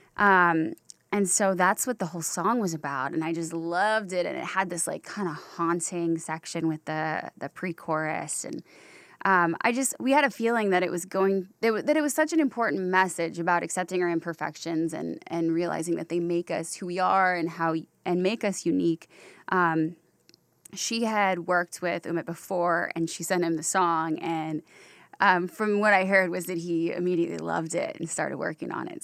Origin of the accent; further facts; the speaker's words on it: Durham Chapel Hill area, North Carolina, United States; now in Los Angeles, United States; I grew up in the Durham Chapel Hill area.